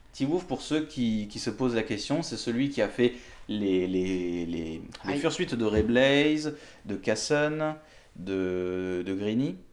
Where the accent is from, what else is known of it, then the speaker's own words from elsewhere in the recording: southern France, France; je suis du sud